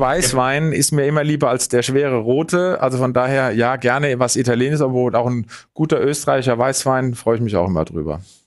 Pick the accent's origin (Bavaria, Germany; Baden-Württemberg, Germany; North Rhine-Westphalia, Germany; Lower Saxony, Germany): Bavaria, Germany; Munich; als Münchner